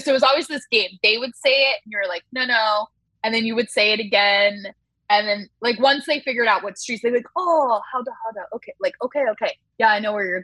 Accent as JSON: {"language": "English", "area": "Orange County", "region": "California", "country": "United States", "also_born_or_lived": "Shanghai, China", "moved": "as an adult", "said": "I'm from Orange County and like had to drive everywhere"}